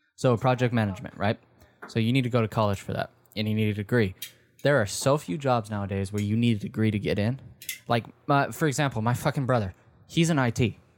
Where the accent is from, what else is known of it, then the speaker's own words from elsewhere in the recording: the South, United States; growing up in the South